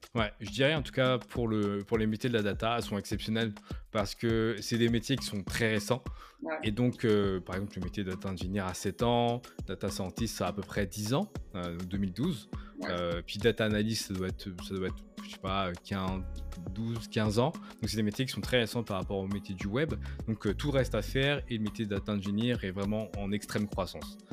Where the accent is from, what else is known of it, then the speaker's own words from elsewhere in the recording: France; moved away as an adult; now in Canada; je suis français, j'habite au Canada depuis maintenant plus de 7 ans.